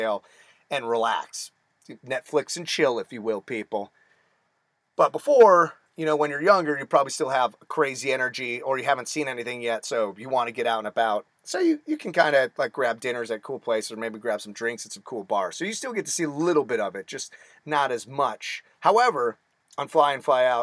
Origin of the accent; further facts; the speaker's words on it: Phoenix, Arizona, United States; I was born and raised in Phoenix, Arizona